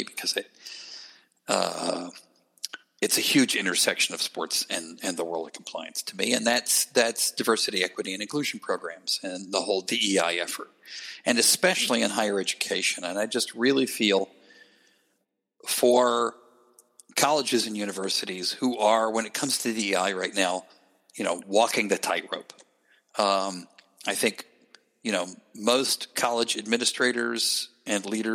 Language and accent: English; Gainesville, Georgia, United States; moved away; I grew up in Gainesville, Georgia